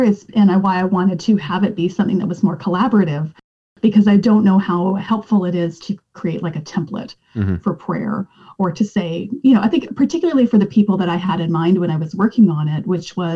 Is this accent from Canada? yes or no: yes; Western Canada, Canada; I grew up in Western Canada